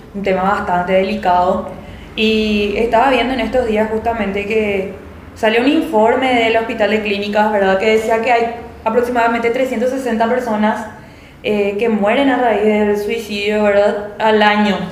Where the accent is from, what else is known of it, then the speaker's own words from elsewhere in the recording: Paraguay; en nuestro país